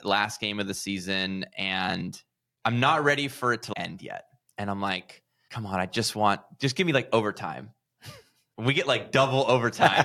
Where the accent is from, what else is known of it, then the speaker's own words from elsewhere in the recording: California, United States; I'm from California